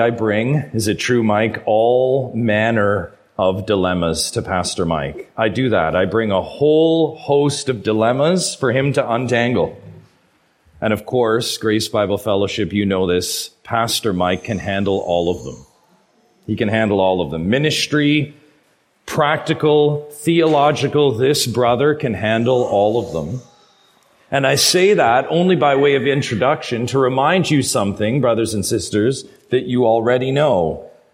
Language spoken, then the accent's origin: English; Ontario, Canada; I'm from Ontario. I know that I'm from a long ways away